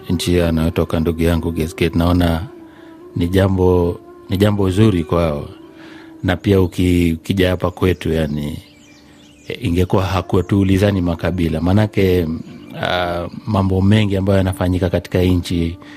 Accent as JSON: {"language": "Swahili", "region": "Kisii County", "country": "Kenya", "said": "ninatokea sehemu za Kenya, sehemu za Kisii."}